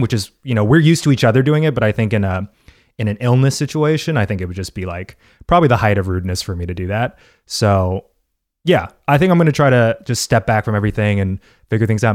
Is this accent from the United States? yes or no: yes; United States; as an American